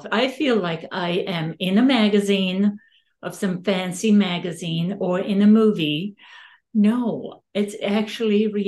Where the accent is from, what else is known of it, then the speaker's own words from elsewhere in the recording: Serbia; now in Sonoma, United States; Sonoma is the best kept secret still. When you right. travel all over the world and you say, I'm from Sonoma, oh, I've never heard about Sonoma. And I said, Napa, Sonoma. Oh, I know about Napa. Even people from my country